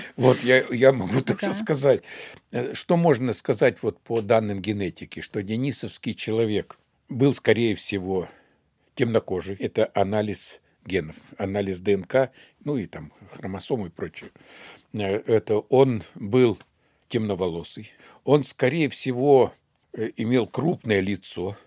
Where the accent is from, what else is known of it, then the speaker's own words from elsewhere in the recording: Siberia, Russia; мы с вами сибиряки